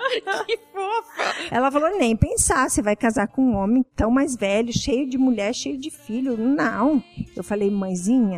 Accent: interior near Passo Fundo, Rio Grande do Sul, Brazil; moved away; eu sou do interior da Vicanabarro, a minha cidade, fica perto de Passo Fundo

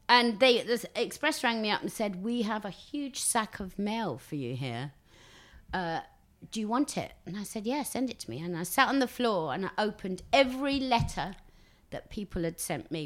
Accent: Basildon, East of England, United Kingdom; also born or lived in Billericay / Benfleet; born in Billericay, uh, raised till nine in Basildon

